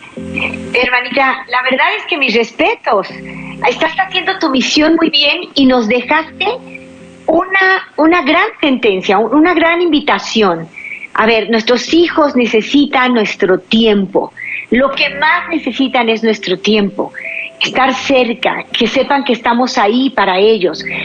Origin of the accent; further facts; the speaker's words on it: Mexico; en mi país, México